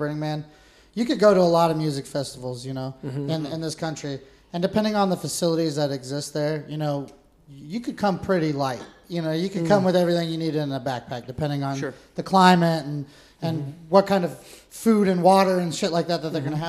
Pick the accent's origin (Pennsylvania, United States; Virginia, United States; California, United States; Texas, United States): California, United States; Quincy; I'm from Plumas County. That's where I was born. So, Quincy